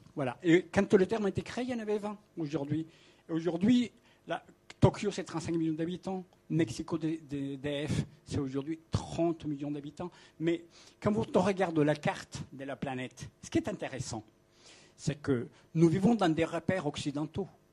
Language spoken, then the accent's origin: French; Colombia; moved away as an adult; now in Paris, France; je viens de l'Amérique latine, je suis né en Colombie, j'ai connu le mouvement indien, j'ai connu le mouvement paysan. J'ai passé mon jeune âge, donc des 15 à 18 ans, dans des territoires